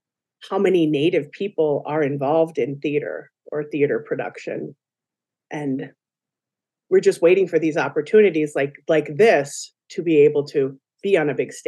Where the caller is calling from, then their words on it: West St. Paul, Minnesota, United States; and I'm joining you from West St. Paul, Minnesota.